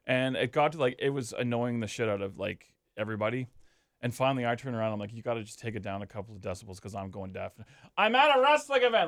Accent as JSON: {"language": "English", "country": "Canada", "said": "we're Canadian"}